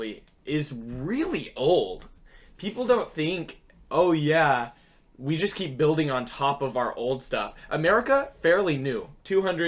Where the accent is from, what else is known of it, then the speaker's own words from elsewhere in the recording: United States; as an American